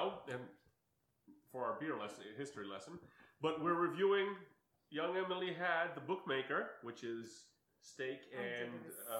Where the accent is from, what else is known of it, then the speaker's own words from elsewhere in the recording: Seligenstadt, Hesse, Germany; moved away; I was born in Seligenstadt, which is a town of 35,000 people, which is so basically the size of Teaneck, and they had three breweries in the town.